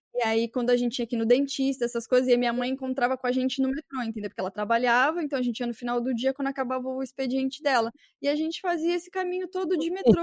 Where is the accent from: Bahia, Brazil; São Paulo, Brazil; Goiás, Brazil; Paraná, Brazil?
São Paulo, Brazil; eu era da biboca de São Paulo